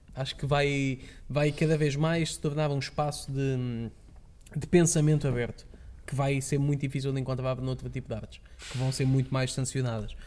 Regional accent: Lisbon, Portugal; moved away; sou de Lisboa

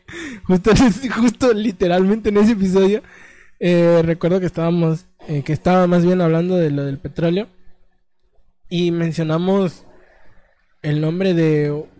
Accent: Mexico; mi México

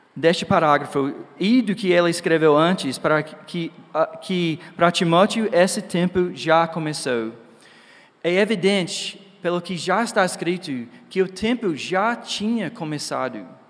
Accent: Georgia, United States; Portuguese is a second language; moved away; Eu sou dos Estados Unidos, né, no Georgia

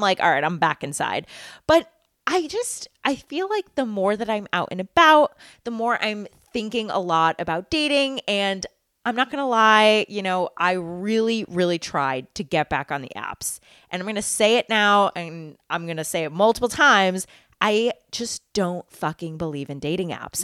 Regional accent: Massachusetts, United States; also born or lived in New York; I grew up in Massachusetts. I went to college in Massachusetts, and now I live in Massachusetts.

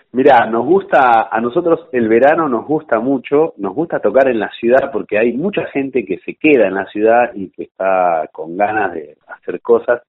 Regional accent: Mar del Plata, Buenos Aires Province, Argentina; yo soy de, Mar del Plata

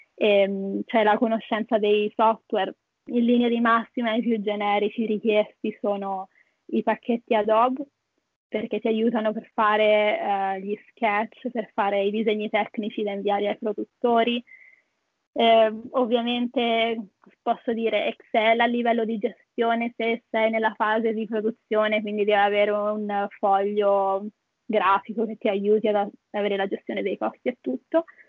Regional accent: Italy; also born or lived in Perth, Australia; now in Sydney, Australia; che abbiamo in Italia

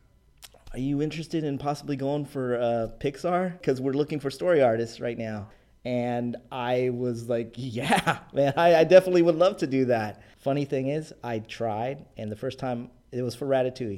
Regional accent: San Diego, California, United States; I'm from Paradise Hills, San Diego

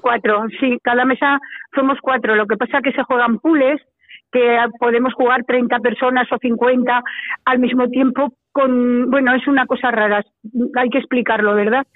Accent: Calatayud, Aragon, Spain; moved away as an adult; also born or lived in Zaragoza; soy bilbilitana, claro, salí de, de, de Calatayud prontísimo a los 19 años

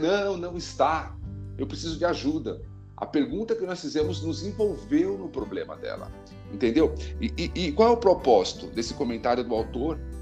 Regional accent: São Paulo, Brazil; moved away as an adult; now in Campina Grande, Brazil; eu moro há dois anos aqui em Campina Grande, mas sou natural de São Paulo, cresci em São Paulo

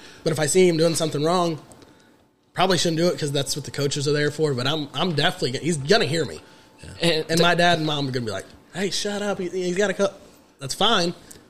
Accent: Gas City, Indiana, United States; I'm from Gas City.

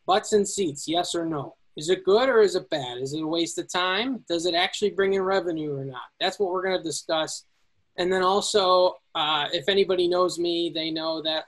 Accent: Elburn, Illinois, United States; also born or lived in Peoria, Illinois; I'm originally from Elburn, Illinois.

